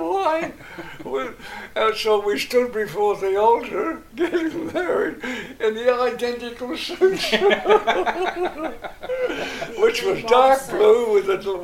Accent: England, United Kingdom; moved away; I'll never be ashamed of being English

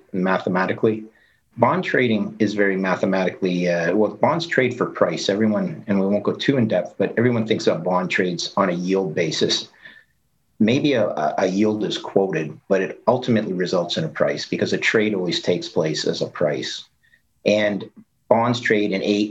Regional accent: Canada; also born or lived in Ithaca, New York, United States; I'm a Canadian

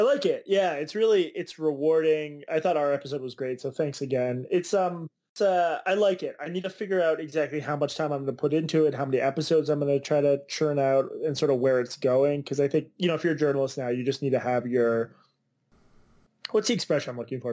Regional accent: Boston, Massachusetts, United States; the Boston Globe, which is my hometown paper

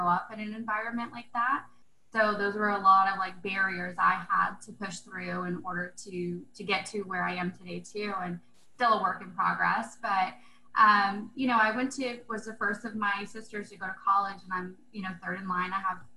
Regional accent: Central Florida, United States; moved away; I grew up in a really small town, actually born and raised in Central Florida.

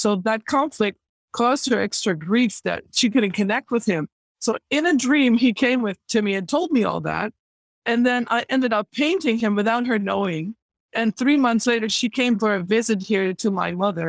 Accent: Netherlands; moved away as an adult; I am originally from the Netherlands

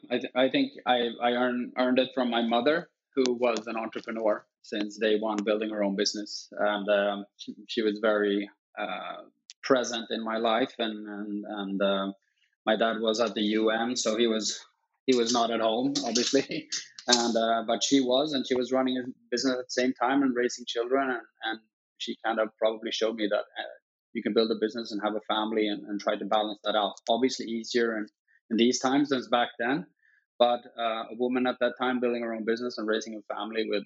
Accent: Stockholm, Stockholm County, Sweden; Obviously, it, uh, it's a it's a great city, and, and we're a small country, but uh, very fortunate in kind of being able to to to grow up here

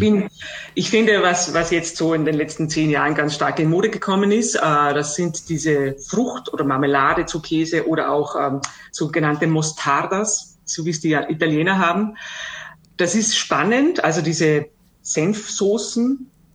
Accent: Austria; bei uns in Österreich und auch im Alpenraum

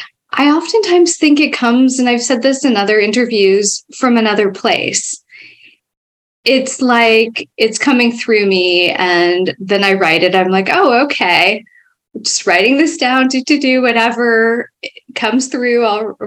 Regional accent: Foster City, California, United States; I grew up in the Bay Area a little bit further south from where I live now in a town called Foster City. Back then, it was a small town and just fairly recently built. It was built on landfill, of all things

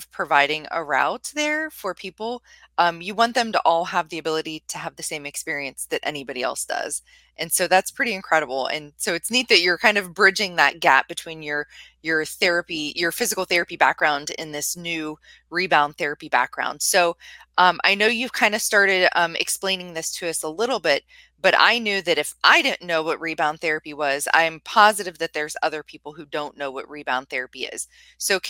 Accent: Carrollton, Ohio, United States; I'm from Carrollton, Ohio area

